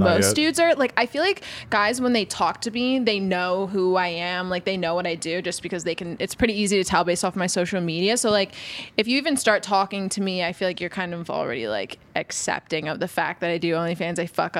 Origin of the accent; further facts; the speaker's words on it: Lancaster, Pennsylvania, United States; I'm from Lancaster, Pennsylvania.